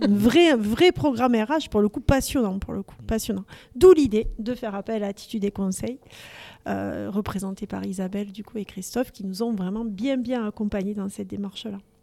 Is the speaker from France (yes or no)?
yes; Toulouse, Occitania, France; accent: Toulouse; de pure toulousaine aussi. Et mon accent est là pour le dire.